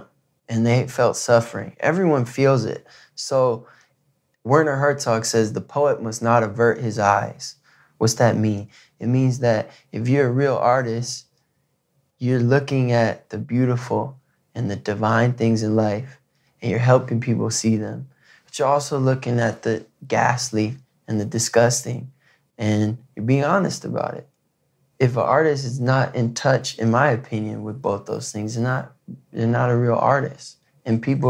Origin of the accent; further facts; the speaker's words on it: Michigan, United States; In high school, growing up in Michigan